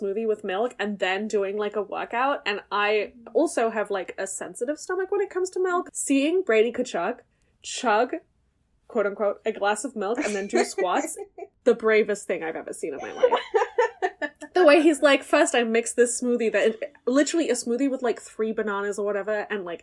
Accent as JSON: {"language": "English", "country": "Germany", "tie": "born or raised there", "moved": "yes", "said": "I grew up in Germany"}